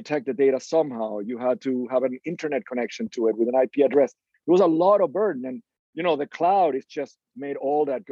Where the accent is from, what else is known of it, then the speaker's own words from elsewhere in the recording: Venezuela; moved away; we grew up in Venezuela, and my dad was an electric engineer and ran the operations side of the telephone company for the country